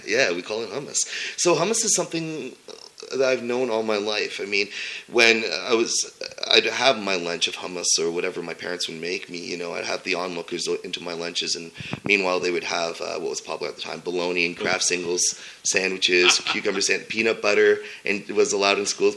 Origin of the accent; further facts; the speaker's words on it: Sudbury, Ontario, Canada; I was born and raised in Sudbury, Ontario